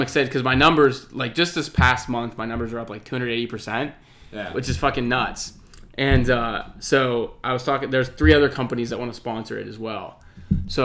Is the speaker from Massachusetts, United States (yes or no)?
no; Johnstown, Pennsylvania, United States; So I'm from Johnstown.